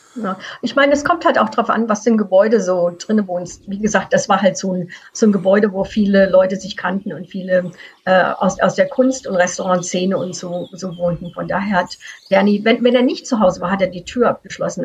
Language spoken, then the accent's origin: German; Frankfurt, Hesse, Germany; now in Canada; Ich bin im Frankfurter Raum aufgewachsen